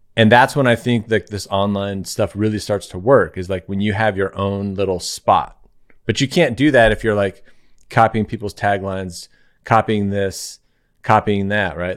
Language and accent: English; Claremont, California, United States; I live in Claremont, California